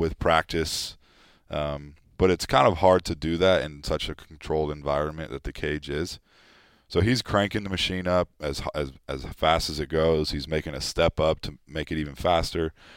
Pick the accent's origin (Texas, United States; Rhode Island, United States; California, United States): California, United States; moved away as an adult; now in Philadelphia, United States; we grew up in California